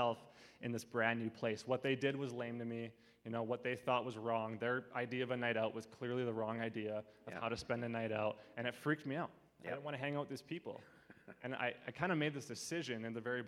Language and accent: English; Abbotsford, British Columbia, Canada; I grew up in Abbotsford kind of my whole life.